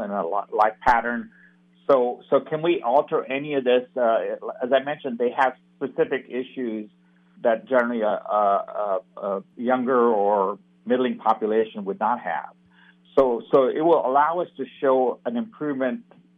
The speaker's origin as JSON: {"language": "English", "town": "Jacksonville", "region": "Florida", "country": "United States", "tie": "born or raised there", "also_born_or_lived": "India / Stanford, California", "said": "my growing up here in this North Florida region. So I'm an immigrant. I was born in India. I came over when I was 11 years old"}